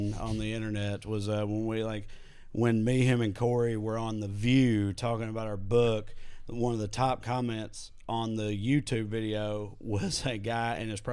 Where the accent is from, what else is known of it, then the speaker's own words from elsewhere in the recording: the South, United States; now in Los Angeles, United States; growing up in the South